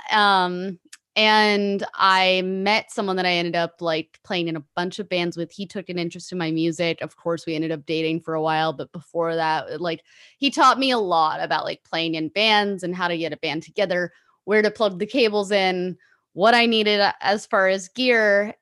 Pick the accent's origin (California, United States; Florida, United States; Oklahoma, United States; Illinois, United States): California, United States; Pasadena; born and raised in Pasadena in Los Angeles